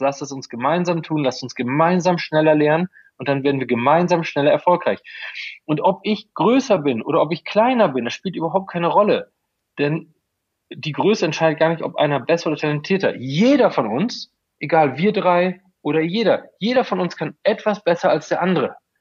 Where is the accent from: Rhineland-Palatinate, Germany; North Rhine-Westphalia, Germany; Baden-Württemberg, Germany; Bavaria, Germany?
North Rhine-Westphalia, Germany; Coesfeld; ich komme aus Coesfeld